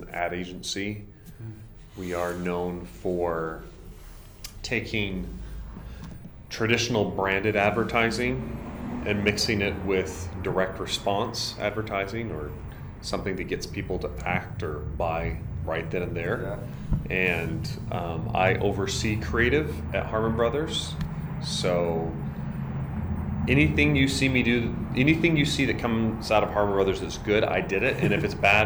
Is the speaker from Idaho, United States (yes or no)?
yes; Idaho, United States; growing up in Idaho